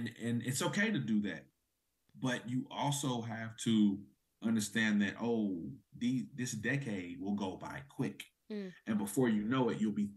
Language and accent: English; Oklahoma, United States; I'm an Oklahoma native